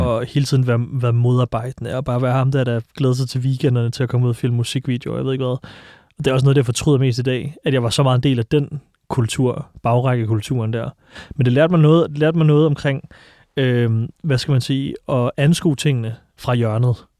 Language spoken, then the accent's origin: Danish; Silkeborg, Central Denmark Region, Denmark; now in Copenhagen, Denmark; Jeg voksede op i Silkeborg